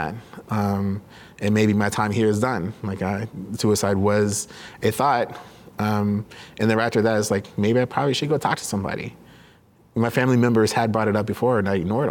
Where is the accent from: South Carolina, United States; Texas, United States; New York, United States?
Texas, United States; Dallas; moved away as an adult; I grew up in Dallas-Fort Worth